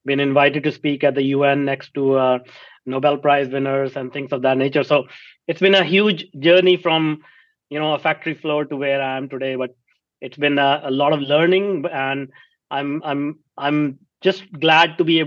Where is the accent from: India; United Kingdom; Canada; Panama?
India; moved away as an adult; now in North America; I grew up in India, if you cannot recognize my accent, in a small town.